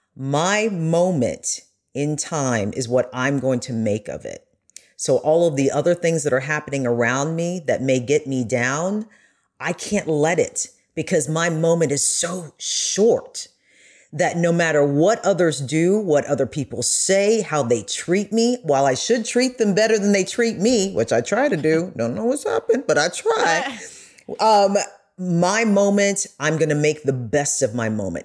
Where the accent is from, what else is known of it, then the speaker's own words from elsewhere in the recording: United States; when I did travel as an American